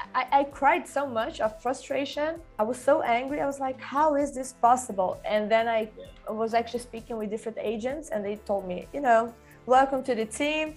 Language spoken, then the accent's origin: English; Sweden; English is a second language; also born or lived in Brazil / Stockholm; when I was nine, actually, because uh, it was when I moved from Brazil to Sweden with my family